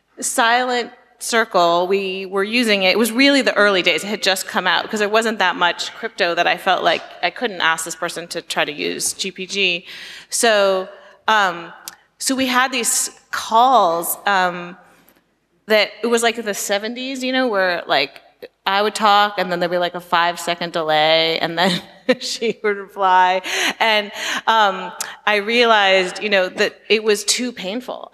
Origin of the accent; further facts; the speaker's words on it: Silicon Valley, California, United States; I grew up in Silicon Valley.